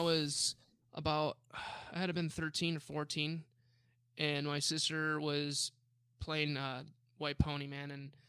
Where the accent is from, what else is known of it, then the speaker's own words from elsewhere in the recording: Buffalo, New York, Arizona, United States; moved away; I'm from Buffalo, New York, but I live majority of my life in Arizona